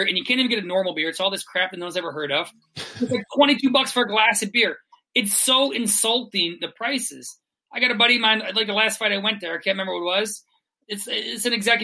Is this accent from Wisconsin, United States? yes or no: yes; Milwaukee, Wisconsin, United States; I grew up in Milwaukee, which is like a tiny little city compared to New York.